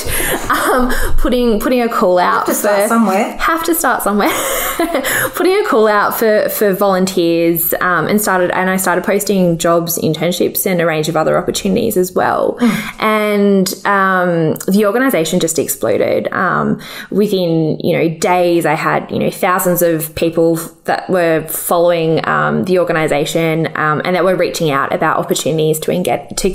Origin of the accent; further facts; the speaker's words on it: Adelaide, South Australia, Australia; moved away as an adult; now in Canberra, Australia; So I grew up in South Australia, so I'm a proud Adelaidean, but I've lived in Canberra now for the last six years.